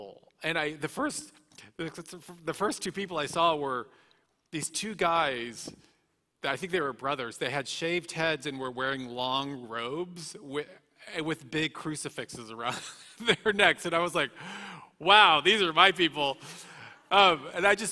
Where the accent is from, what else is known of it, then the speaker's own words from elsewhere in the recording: Dallas, Texas, United States; moved away; also born or lived in West Hollywood; in Dallas, Texas, where I was raised.